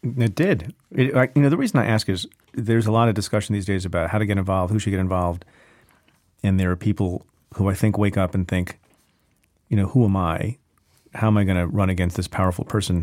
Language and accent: English; New Jersey, United States; I grew up in New Jersey